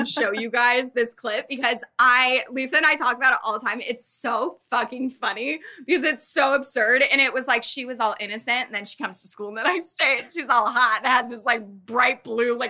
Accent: Thousand Oaks, California, United States; also born or lived in Arizona; now in Los Angeles, United States; I'm from Thousand Oaks. So I moved back home

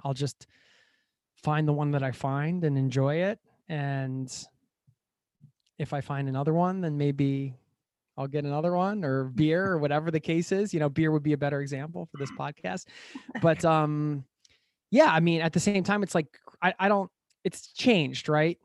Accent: United States; moved away as an adult; now in Norway; I was traveling through my home country in the U S

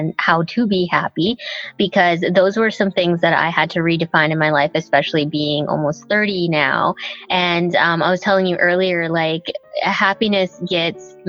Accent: Nanaimo, British Columbia, Canada; English is a second language; also born or lived in Thailand; I grew up in Nanaimo.

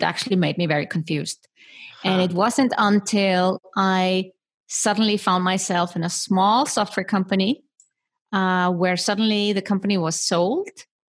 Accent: Iceland; I was brought up in Iceland, small country in the middle of the Atlantic Ocean with only 350,000 inhabitants.

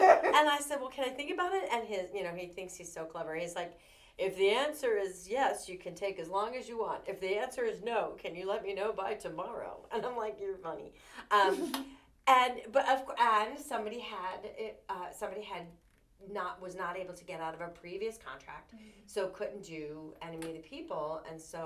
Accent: Philadelphia, Pennsylvania, United States; moved away as an adult; now in Lanesboro, United States; I was born and raised in South Philadelphia

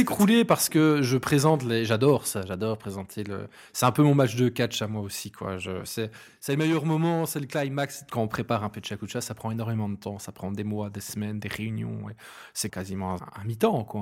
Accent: Hainaut, Wallonia, Belgium; also born or lived in Binche; je suis originaire du Hainaut, plus spécifiquement dans Derlu, donc c'est un bled entre Charleroi, la Louvière et Mons. J'y ai vécu très longtemps. J'ai fait toutes mes études à Binche

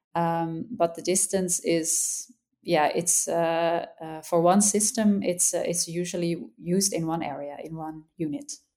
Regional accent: Netherlands; I'm from the Netherlands

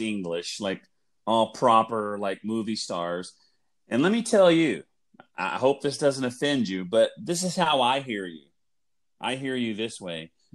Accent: Oklahoma, United States; moved away as an adult; now in Texas, United States; where I grew up in Oklahoma, it is a natural sports rival for Texas. So living in Texas and growing up in Oklahoma

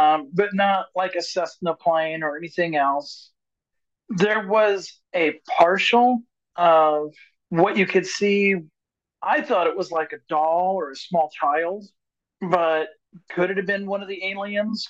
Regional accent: Missouri, United States; now in Ohio, United States; Missouri is my home state

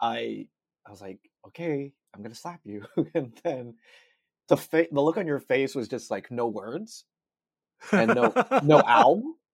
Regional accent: South Bay, California, United States; moved away; also born or lived in Georgia; me growing up in the South Bay

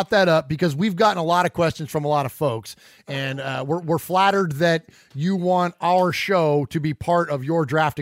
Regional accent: San Jose, California, United States; moved away as an adult; now in Middle Tennessee, United States; … and I are originally from the Bay Area. We're from San Jose, California. We've since relocated to Middle Tennessee.

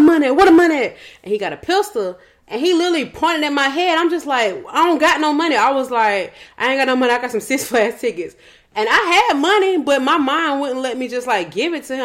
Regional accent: West Side, Georgia, United States; also born or lived in Old National, Georgia; I'm still from the West Side

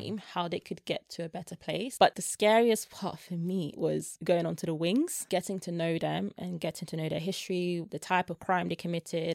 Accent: London, United Kingdom; also born or lived in Germany / Belgium; South East London

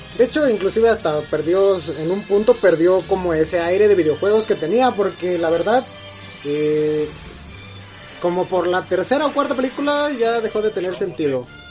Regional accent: Mexico

